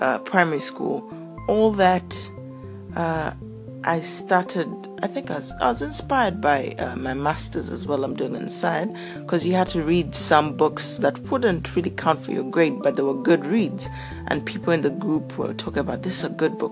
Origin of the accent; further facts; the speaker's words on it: Uganda; moved away as an adult; also born or lived in South Africa; I grew up in Uganda